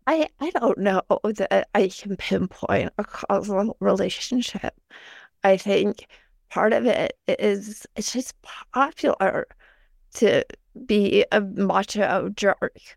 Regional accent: Northeastern Ohio, United States; I grew up in Northeastern Ohio

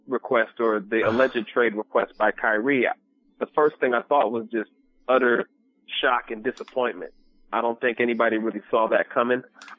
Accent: Cleveland, Ohio, United States; moved away; I'm from Cleveland originally, and I grew up a Cavs fan long before LeBron ever got there.

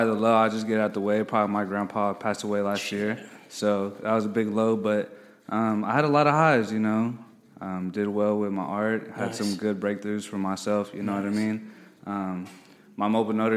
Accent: Austin, Texas, United States; I'm from Austin, Texas. Grew up mostly on the south side.

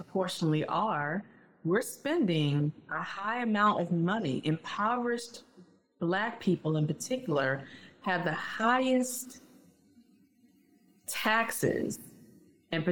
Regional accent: Richmond, Virginia, United States; moved away; also born or lived in North Carolina; I lived in North Carolina for 17 years, and I'm from Richmond, Virginia.

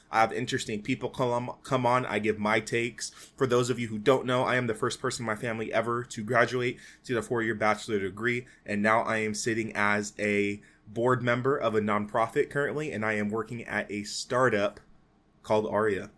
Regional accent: Fresno, California, United States; my hometown for Fresno.

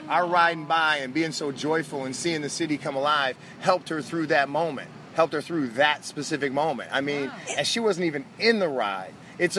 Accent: Grosse Pointe Woods, Michigan, United States; I'm from Grosse Pointe Woods.

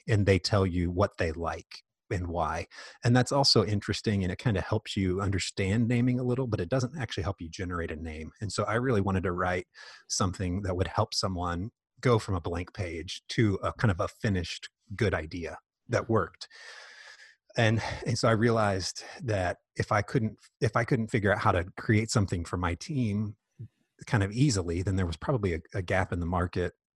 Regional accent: Indianapolis, Indiana, United States; moved away as an adult; also born or lived in Dallas, Texas; now in Lexington, United States; I grew up mainly in Indianapolis

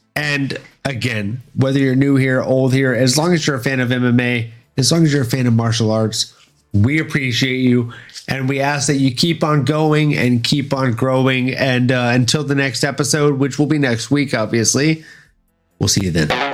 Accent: Louisiana, United States; also born or lived in Florida; I was mostly raised in Louisiana

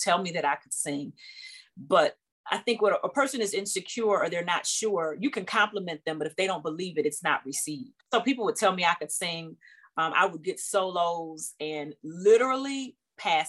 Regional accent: Detroit, Michigan, United States; I'm born and raised in Detroit, Michigan

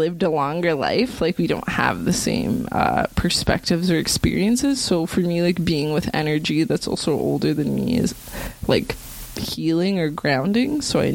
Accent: Greater Toronto Area, Ontario, Canada; also born or lived in Newmarket; now in Toronto, Canada; I was born in Toronto, but then in high school and stuff, like for all of high school, so from grade 7 to like grade 12, like I was living in Newmarket

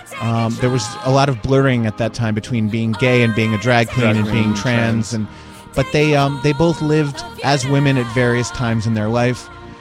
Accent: Summit, New Jersey, United States; My hometown, Summit, New Jersey

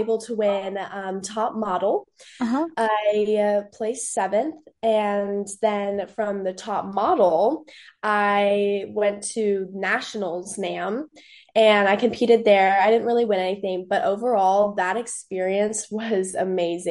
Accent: Phoenix, Arizona, United States; I am from Phoenix, Arizona.

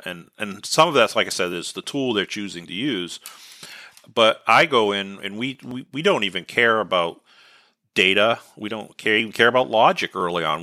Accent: New England, United States; accent: New England; my New England accent

